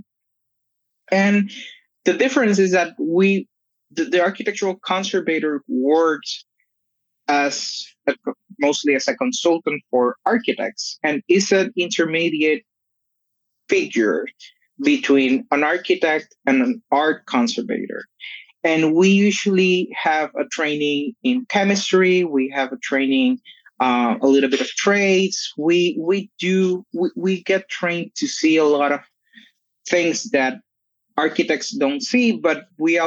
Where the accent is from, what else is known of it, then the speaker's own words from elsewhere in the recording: Puerto Rico; So I'm from Puerto Rico. I live in Puerto Rico.